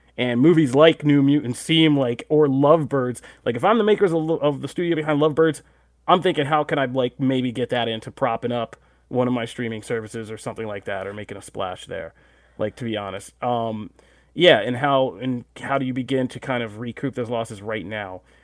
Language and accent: English; United States; we're American